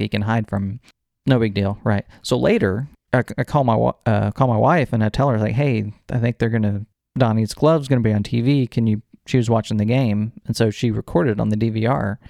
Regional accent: Houston, Texas, United States; growing up in the Houston area

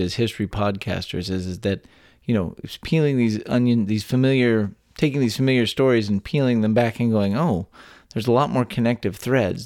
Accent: Texas, United States; born or raised there

